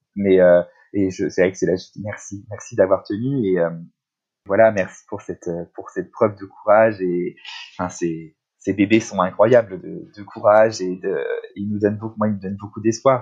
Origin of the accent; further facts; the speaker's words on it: La Baule, Pays de la Loire, France; now in Paris, France; on habite Paris, mais on était confinés euh, dans ma région natale, à La Baule